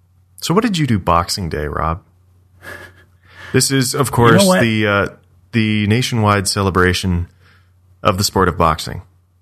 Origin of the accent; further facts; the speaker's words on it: Canada; being a Canadian, because you talk to Canadians everywhere all the time.